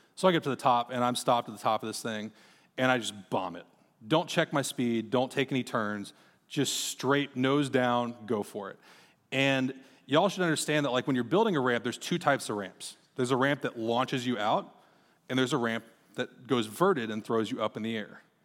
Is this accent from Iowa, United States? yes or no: yes; Marshalltown, Iowa, United States; also born or lived in Texas; I grew up in Marshtown, Iowa